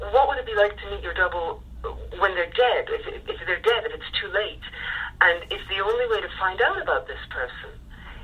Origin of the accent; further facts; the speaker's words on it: Ireland; I'm Irish